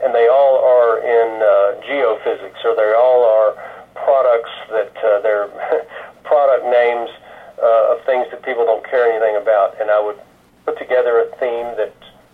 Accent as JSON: {"language": "English", "town": "Greenville", "region": "Mississippi", "country": "United States", "tie": "born or raised there", "moved": "yes", "lives_now": "Little Rock, Arkansas, United States", "said": "I grew up in Greenville, Mississippi, with families named Abide."}